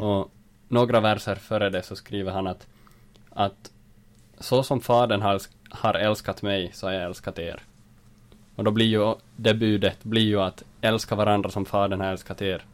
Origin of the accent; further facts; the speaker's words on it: Jakobstad, Ostrobothnia, Finland; moved away as an adult; now in Vaasa, Finland; jag kommer från Jakobstad, bor för tillfället i Vasa